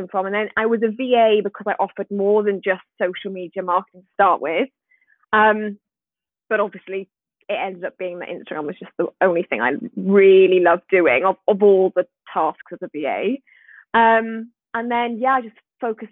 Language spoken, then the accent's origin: English; Swansea, Wales, United Kingdom; I'm from Swansea in Wales. Can you hear the accent?